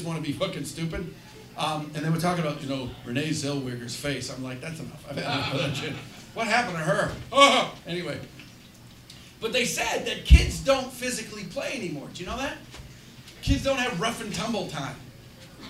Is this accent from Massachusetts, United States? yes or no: yes; Chelsea, Massachusetts, United States; I grew up in Chelsea, Massachusetts